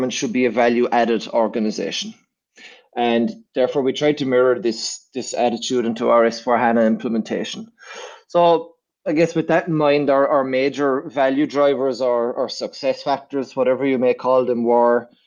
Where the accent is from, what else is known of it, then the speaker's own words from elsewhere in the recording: Ireland; moved away as an adult; now in Vienna, Austria; I'm originally from Ireland, but I've been based in Vienna for the last 3 years.